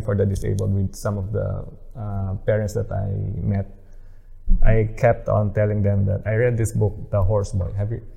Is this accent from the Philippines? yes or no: yes; Philippines; now in New Zealand; We're growing up in the Philippines